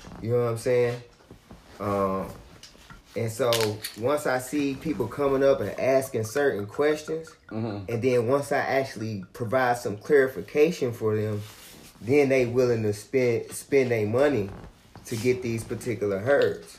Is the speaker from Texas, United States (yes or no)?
no; Gaston, Alabama, United States; also born or lived in Gary, Indiana; now in Huntsville, United States; My family migrated down here to Gaston.